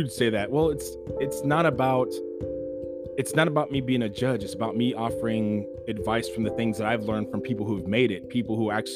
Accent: California, United States; I'm born and raised in California.

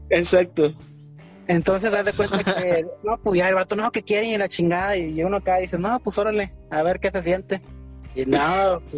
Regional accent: Tampico, Tamaulipas, Mexico; pues yo soy de aquí de Tampico

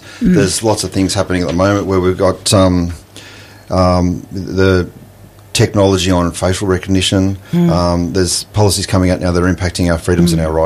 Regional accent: Windsor, New South Wales, Australia; I was born in Windsor. I've been here. I've been a part of the community for 51 years

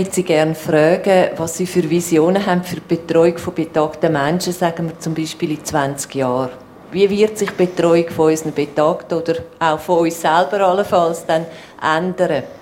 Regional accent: Switzerland; So sind wir Schweizer, das ist nicht so einfach.

